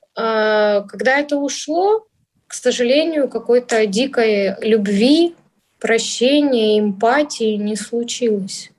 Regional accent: Vladivostok, Primorsky Krai, Russia; moved away as an adult; also born or lived in Saint Petersburg / Yaroslavl; now in Moscow, Russia; родилась я в городе Владивостоке. Потом я сравн-, пробовала в юношеском возрасте переезжать. Я жила и в Петербурге, и в Ярославле. Всё это через Ма-, Москву. И в итоге остановилась во Владивостоке.

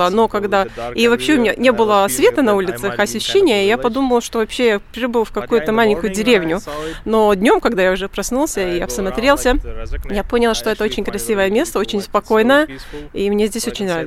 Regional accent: Punjab, India; Russian is a second language; Я окончила программу бакалавра по аэронавтике в Индии, в моем родном городе Панджаб.

